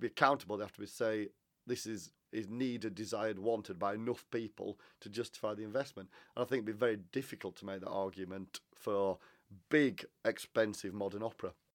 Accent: Huddersfield, Yorkshire and the Humber, United Kingdom; I'm from Huddersfield. I used to sing in Huddersfield Choral Society

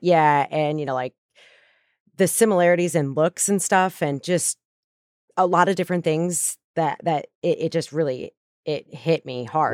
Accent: north of Denver, Colorado, United States; growing up in Colorado, I grew up, um, north of Denver

